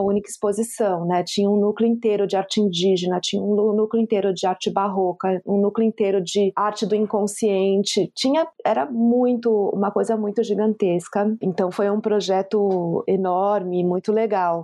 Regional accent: Brazil; eu sou uma pessoa que cresci na Zona Sul

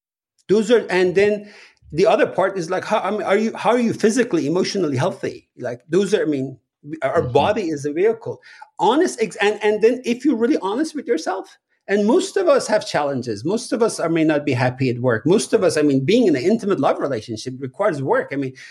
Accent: Iran; that was a very standard method of, you know, parenting when I was growing up in Iran

